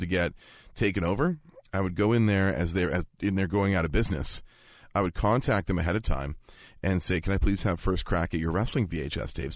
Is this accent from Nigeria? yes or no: no; Vancouver, British Columbia, Canada; growing up in Vancouver